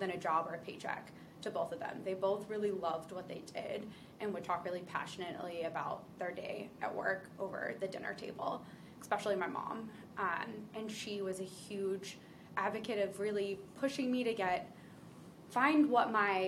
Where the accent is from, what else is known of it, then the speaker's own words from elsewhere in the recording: Ocean City, New Jersey, United States; For anyone who knows Jersey, this is Ocean City area, so closer to Philadelphia